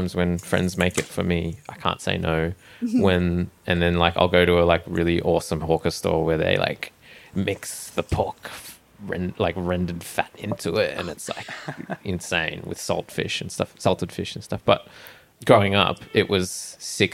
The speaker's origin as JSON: {"language": "English", "town": "Brisbane", "region": "Queensland", "country": "Australia", "moved": "yes", "said": "I'm from Brisbane"}